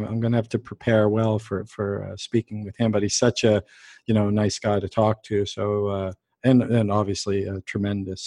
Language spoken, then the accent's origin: English; Canada; I'm being Canadian